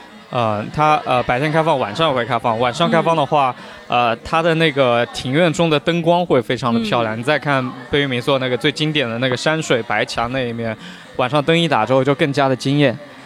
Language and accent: Chinese; Huzhou, Zhejiang, China; accent: Huzhou dialect; 我给家里打电话，他们就会说你们湖州人讲话怎么这么娘啊？啊，就是我的方言很软很娘。